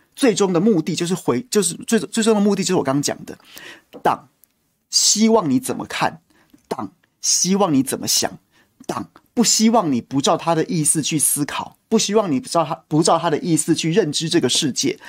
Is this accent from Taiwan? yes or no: yes; Taiwan; 我在这个国家出生、求学、长大、工作、纳税、服兵役